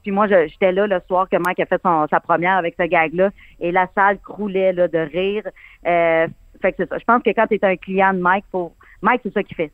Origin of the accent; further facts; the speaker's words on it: Abitibi, Quebec, Canada; j'ai été élevée avec mes grands-parents, puis euh, mon arrière-grand-mère venait toujours passer les étés chez nous